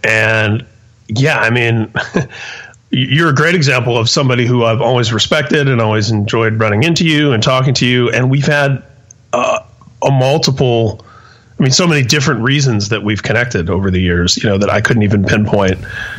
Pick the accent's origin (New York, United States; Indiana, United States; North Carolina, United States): Indiana, United States; Indianapolis; also born or lived in San Mateo, California; Yeah, I was born and raised in Indianapolis. There was a brief period of about 2 years from age 2 to 4